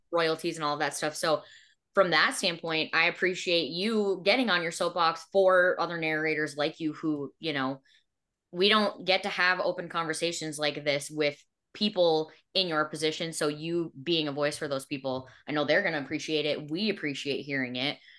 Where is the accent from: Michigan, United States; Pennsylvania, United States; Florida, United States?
Michigan, United States; I grew up here, I've lived here my entire life